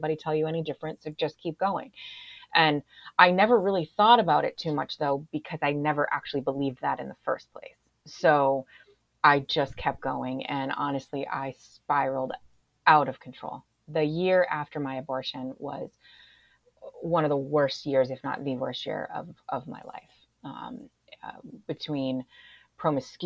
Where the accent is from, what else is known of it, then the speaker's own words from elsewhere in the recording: Springfield, United States; moved away as an adult; I moved back to my hometown of Springfield